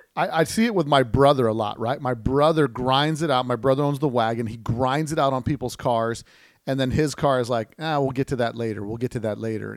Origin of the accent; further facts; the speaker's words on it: Las Vegas, Nevada, United States; I, am from the desert, right? I'm from Las Vegas here.